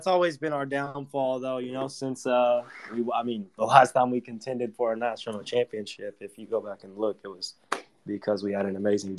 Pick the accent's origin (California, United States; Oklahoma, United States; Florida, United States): Oklahoma, United States; I'm from Oklahoma, big time Sooner fan. Grew up watching them, you know, going to games my whole life.